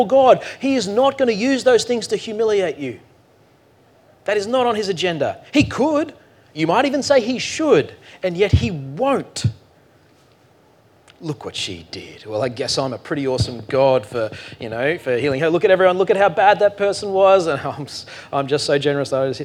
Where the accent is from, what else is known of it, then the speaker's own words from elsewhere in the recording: Australia; we're too Australian for